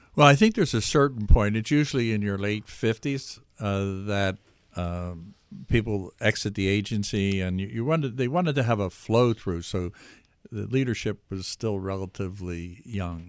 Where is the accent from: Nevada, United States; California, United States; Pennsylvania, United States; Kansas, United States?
Pennsylvania, United States; Philadelphia; also born or lived in Washington suburbs; now in New York, United States; I was born in the Philadelphia area, and I lived in capitals around the world.